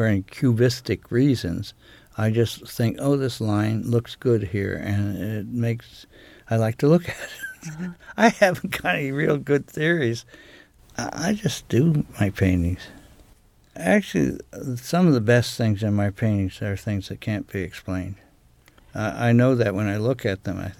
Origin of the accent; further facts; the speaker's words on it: United States; now in Maine, United States; I was raised on Chesapeake Bay.